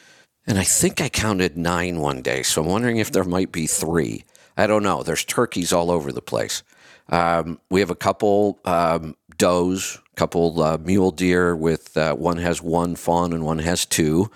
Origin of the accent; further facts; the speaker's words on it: Northeast Ohio, United States; moved away; I grew up in Northeast Ohio.